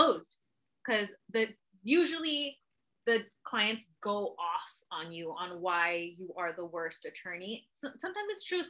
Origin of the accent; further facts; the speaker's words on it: National City, California, United States; from National City